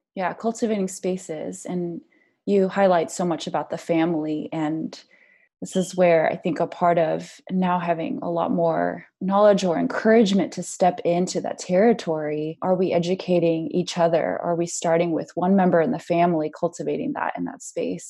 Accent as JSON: {"language": "English", "country": "United States", "said": "us as Asian Americans"}